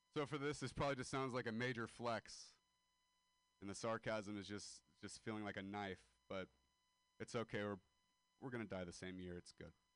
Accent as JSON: {"language": "English", "town": "Modesto", "region": "California", "country": "United States", "moved": "yes", "said": "I am a dropout from Modesto, California."}